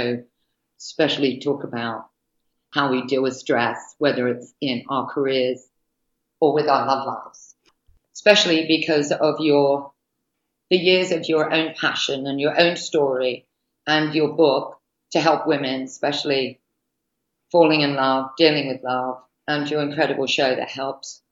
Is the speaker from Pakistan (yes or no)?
no; United Kingdom; now in United States; being a Brit